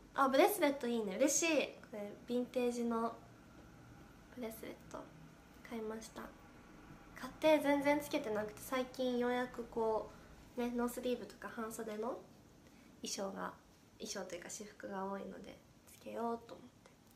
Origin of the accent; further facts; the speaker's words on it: Gifu, Japan; moved away; 岐阜出身ということでサブ地元の名古屋で